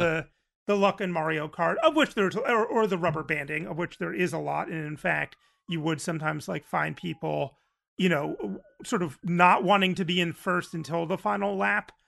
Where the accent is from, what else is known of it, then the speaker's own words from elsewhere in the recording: New Jersey, United States; I'm from New Jersey in the eighties